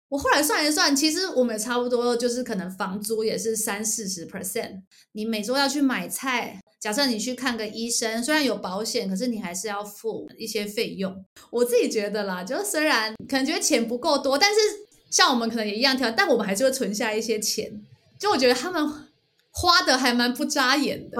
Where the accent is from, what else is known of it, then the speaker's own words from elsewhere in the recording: Taiwan; moved away; 我们从台湾来